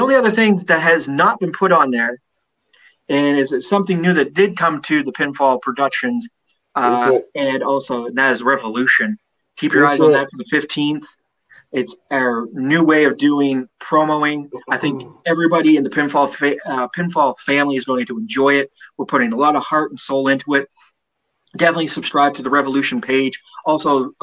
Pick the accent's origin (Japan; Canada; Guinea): Canada; I'm a Canadian citizen